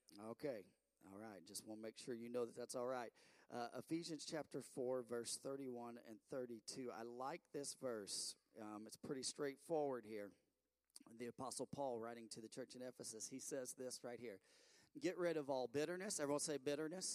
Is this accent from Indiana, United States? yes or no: yes; Bedford, Indiana, United States; We're from Bedford, Indiana